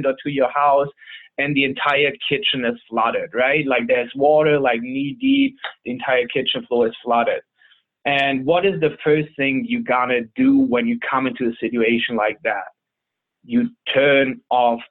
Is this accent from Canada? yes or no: no; Germany; moved away as an adult; now in San Diego, United States; I'm originally from Germany. I've been in San Diego, California now for almost 9 years.